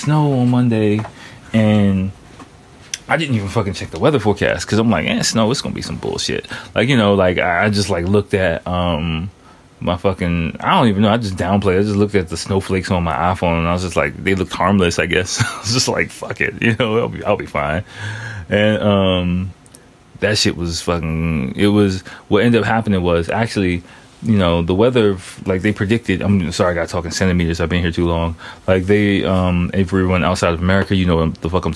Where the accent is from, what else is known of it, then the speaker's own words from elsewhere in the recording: Washington, District of Columbia, United States; moved away as an adult; now in Tokyo, Japan; my hometown, D.C.